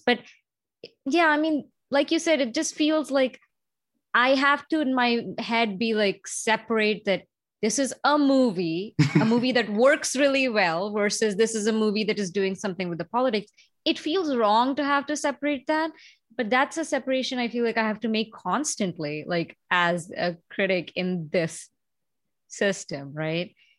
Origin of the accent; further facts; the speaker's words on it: India; moved away; growing up in India